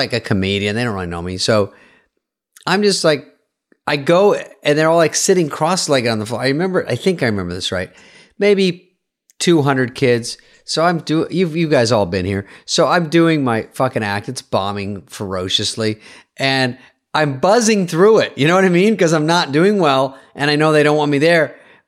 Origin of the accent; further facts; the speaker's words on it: the South, United States; I'm from the South. The Deep South.